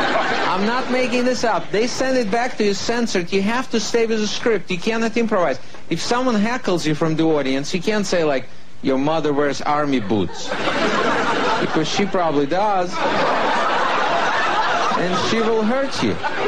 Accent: Russia; I am actually from Russia. I was born there, grew up there, worked as a comedian out there.

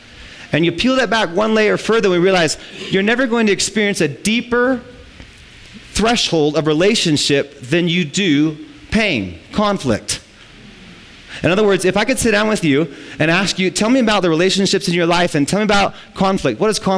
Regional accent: Midwest, United States; we're from the Midwest, we were farmers.

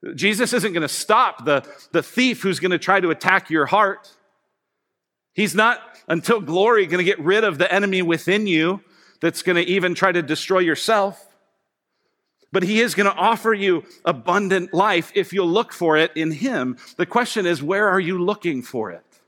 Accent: Colorado, United States; I grew up in Colorado

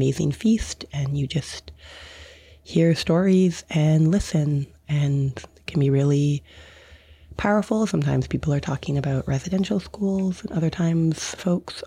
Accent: Victoria, British Columbia, Canada; I'm from Victoria, BC. I live on Lekwungen territory in Esquimalt.

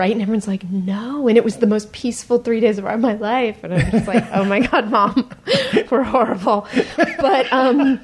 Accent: Marin County, California, United States; I grew up in Marin County

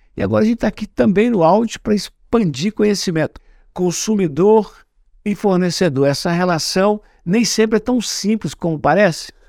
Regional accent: Minas Gerais, Brazil; eu como sou mineiro e sou de outra geração

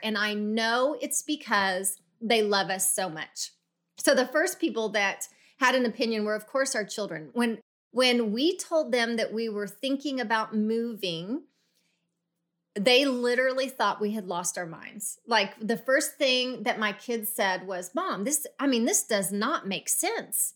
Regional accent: Oklahoma City, Oklahoma, United States; moved away; I grew up in Oklahoma City

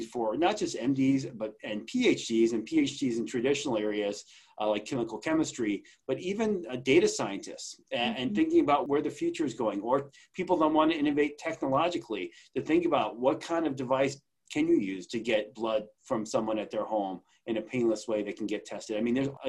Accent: Long Island, New York, United States; I grew up on Long Island.

